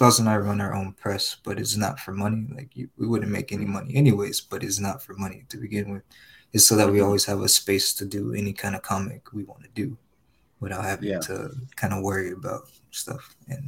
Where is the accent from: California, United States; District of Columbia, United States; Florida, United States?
California, United States; Compton; I'm from Compton, but like